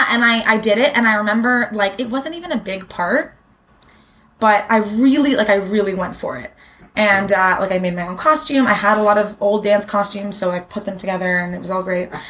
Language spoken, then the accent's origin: English; Toronto, Ontario, Canada; I grew up in Toronto. I've always lived in in Toronto